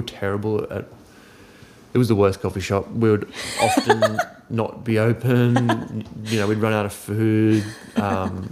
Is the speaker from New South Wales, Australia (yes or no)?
yes; Wollongong, New South Wales, Australia; growing up on the South Coast